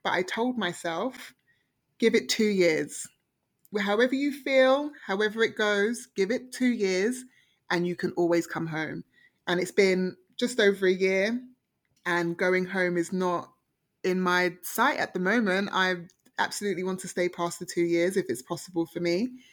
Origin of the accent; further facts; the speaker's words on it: London, United Kingdom; moved away as an adult; also born or lived in Oxford; now in Toronto, Canada; I grew up in Harlesden